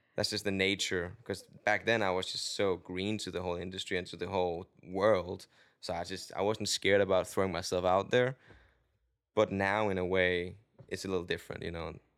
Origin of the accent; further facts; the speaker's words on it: Denmark; English is a second language; moved away as an adult; also born or lived in London; now in Los Angeles, United States; I am from Denmark